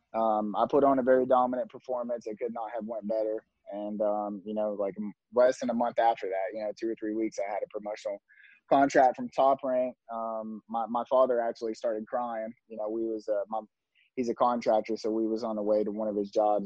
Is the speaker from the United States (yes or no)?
yes; Tennessee, United States; we're both from Tennessee